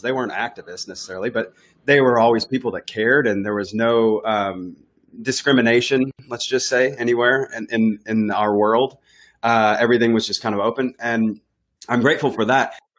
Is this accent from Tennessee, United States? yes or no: yes; Nashville, Tennessee, United States; I'm from Nashville, and I was living in Nashville. I was, uh, I guess I was just fin-, finishing high school at the time